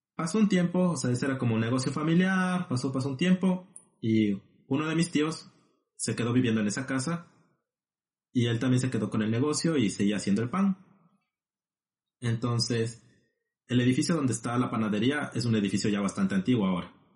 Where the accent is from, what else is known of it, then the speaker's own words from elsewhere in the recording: Ecuador; now in La Plata, Argentina; Siendo dos compatriotas ecuatorianos